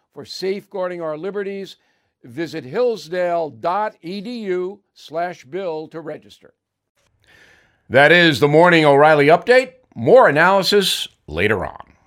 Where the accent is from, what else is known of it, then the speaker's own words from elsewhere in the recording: Levittown, New York, United States; when I was raised in Levittown.